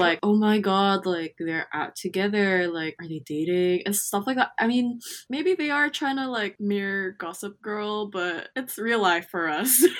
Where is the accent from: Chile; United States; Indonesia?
Indonesia; Jakarta; now in Australia; I'm from Jakarta